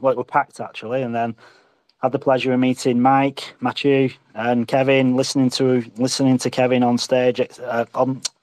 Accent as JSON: {"language": "English", "region": "England", "country": "United Kingdom", "moved": "yes", "lives_now": "Alkimos, Australia", "said": "I'm an Englishman in Australia"}